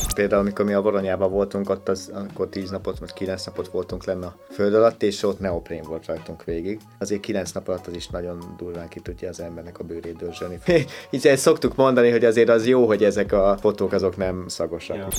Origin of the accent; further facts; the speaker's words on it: Hungary; én a Börzsönyben nőttem föl.